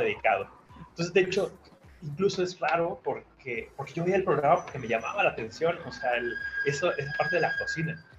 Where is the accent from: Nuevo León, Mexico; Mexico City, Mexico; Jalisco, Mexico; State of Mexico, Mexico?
Mexico City, Mexico; moved away as an adult; now in Guadalajara, Mexico; Yo nací en Ciudad de México y hace unos 20 años que me mudé a Guadalajara, que es donde ahora vivo